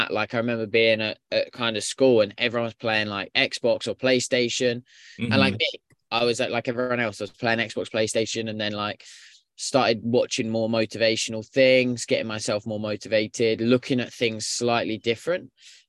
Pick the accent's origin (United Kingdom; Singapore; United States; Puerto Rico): United Kingdom; now in Canada; I'm not originally from Canada. So I actually immigrated to Canada around 7 years ago and I started up my own soccer coaching business.